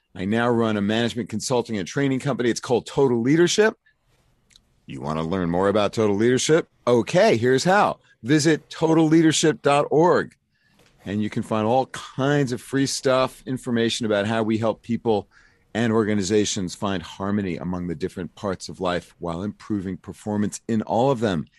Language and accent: English; New York, United States; now in Philadelphia, United States; I'm from New York, but I live in Philly and I have been here for thirty-five years